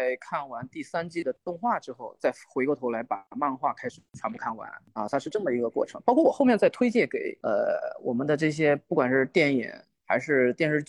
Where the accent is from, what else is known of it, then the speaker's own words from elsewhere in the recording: China; 我们作为一个中国人看到这种类型，我们为什么会觉得它不一样？